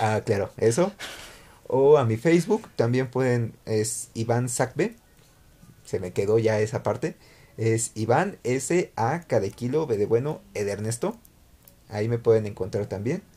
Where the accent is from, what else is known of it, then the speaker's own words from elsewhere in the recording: Mexico; debemos de cambiar como mexicanos